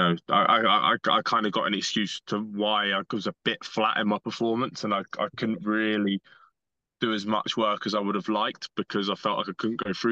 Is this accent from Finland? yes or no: no; Bournemouth, South West England, United Kingdom; my hometown